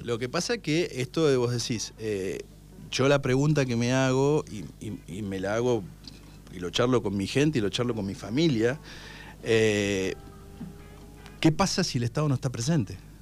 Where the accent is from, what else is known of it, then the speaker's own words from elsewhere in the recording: Darregueira, Buenos Aires Province, Argentina; la gente de mi pueblo, a la gente de Regueira